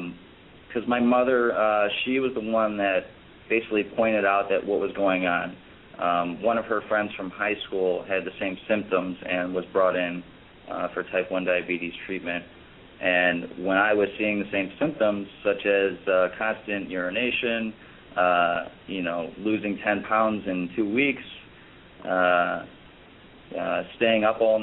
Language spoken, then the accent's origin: English; Chicago, Illinois, United States; So when I, because I'm originally from Chicago, and I started my first 2 years off in college down in Florida at Florida Atlantic University, and I decided to come back to Chicago because I missed home.